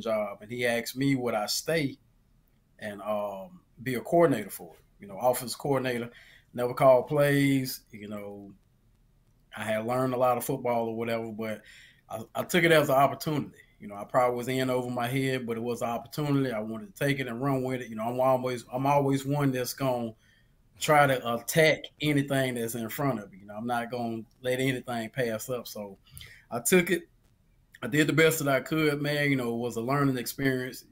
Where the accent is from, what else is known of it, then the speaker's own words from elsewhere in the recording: Sweetwater, Alabama, United States; I'm from Sweetwater, Alabama